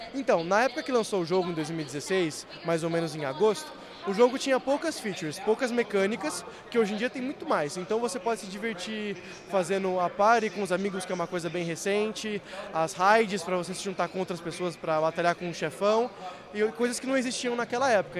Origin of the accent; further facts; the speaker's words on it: São Paulo, Brazil; Sou aqui de São Paulo.